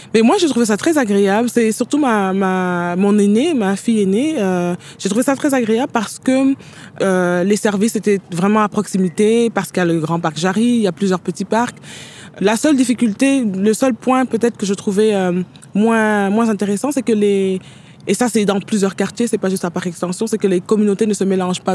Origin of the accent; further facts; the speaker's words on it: Senegal; moved away as an adult; also born or lived in Paris, France / Jonquière, Canada; now in Montreal, Canada; je suis né au Sénégal, j'étudie en France, à Paris pendant sept ans, et de Paris, je débarque au Saguenay